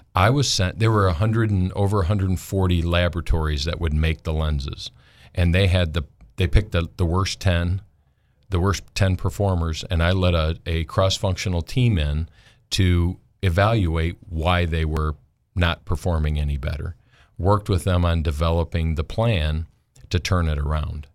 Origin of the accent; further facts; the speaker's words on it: Michigan, United States; moved away as an adult; also born or lived in Buchanan, Michigan / Denver / Charlotte / Hampstead, Maryland; now in Arkansas, United States; I grew up in Michigan